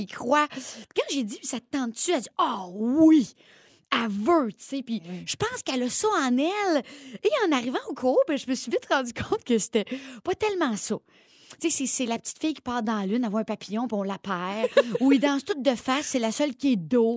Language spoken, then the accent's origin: French; Drummondville, Quebec, Canada; accent: Drummondville; mon bon québécois et mon accent de Drummondville